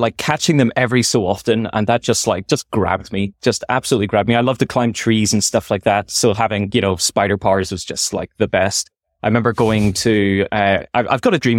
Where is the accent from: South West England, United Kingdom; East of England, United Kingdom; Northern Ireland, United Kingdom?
Northern Ireland, United Kingdom; Belfast; moved away as an adult; also born or lived in Scotland / United States; now in Silicon Valley, United States; in Belfast, I grew up in North Road, uh, in Belfast